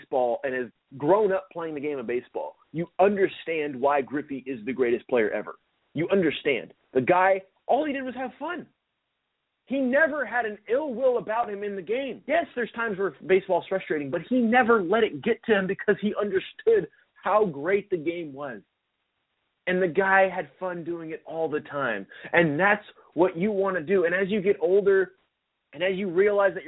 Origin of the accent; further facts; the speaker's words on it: Seattle, Washington, United States; I grew up in Seattle, I grew up here